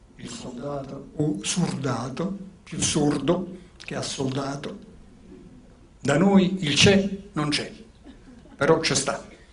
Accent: Naples, Campania, Italy; born or raised there; accent: Neapolitan; first language Neapolitan; moved away

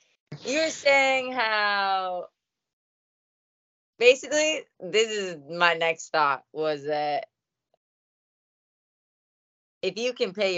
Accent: Denver, Colorado, United States; now in Los Angeles, United States; people from my hometown, which I'm from Denver

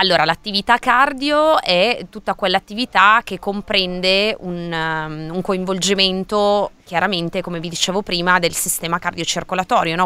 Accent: Milan, Lombardy, Italy; sono di Milano

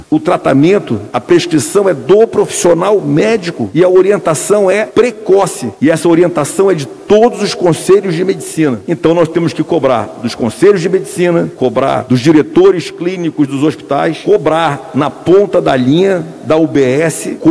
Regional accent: Manaus, Amazonas, Brazil; Eu também sou de Manaus. E daí? Eu também cresci não na periferia, porque, aliás, eu cresci no subúrbio, porque a rua Teresina era, era subúrbio.

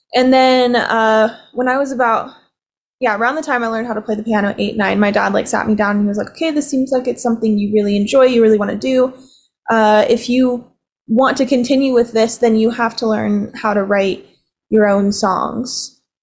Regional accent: Provo, Utah, United States; I was born and raised in Provo, Provo Utah

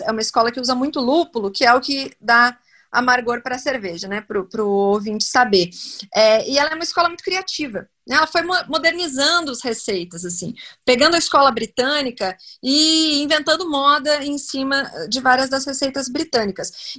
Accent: Rio Grande do Sul, Brazil; eu sou gaúcho

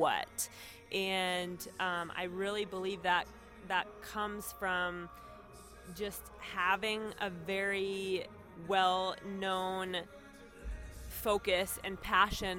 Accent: Sioux City, Iowa, United States; also born or lived in Israel; I am originally from Sioux City, Iowa. Went to Sioux City North High School

